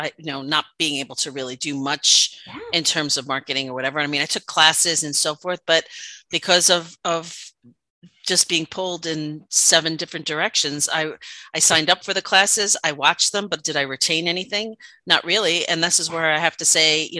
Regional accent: New York, United States; accent: New York; my New York accent

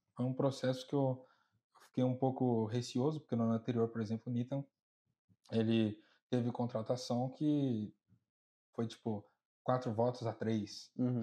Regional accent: Brazil; now in United States; de onde eu venho, no Brasil em geral

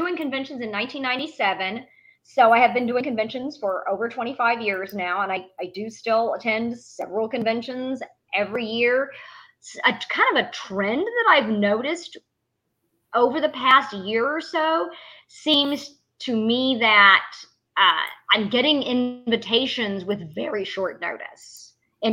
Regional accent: The Woodlands, Texas, United States; when I was growing up in the Woodlands

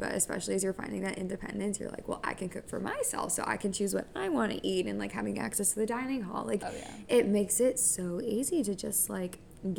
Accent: United States; on paper, I'm American. I should be like everybody else

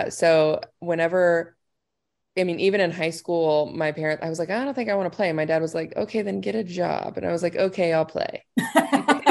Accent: Indiana, United States; moved away as an adult; also born or lived in Southern Illinois; I'm from Indiana

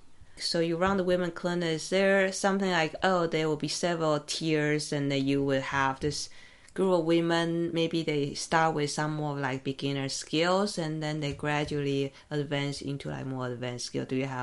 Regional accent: Taiwan; because I'm from Taiwan originally, so obviously I know a lot of Taiwanese who operate in London

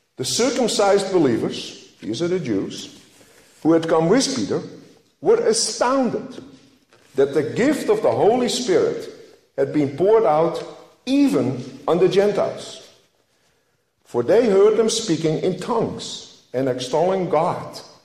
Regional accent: Netherlands; moved away as an adult; now in United States; I grew up in the Dutch Reformed family in Holland.

